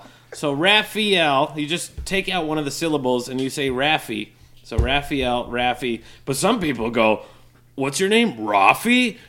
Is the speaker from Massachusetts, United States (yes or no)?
yes; Westfield, Massachusetts, United States; also born or lived in Puerto Rico; I was born in Puerto Rico and I came straight to Westfield, Massachusetts.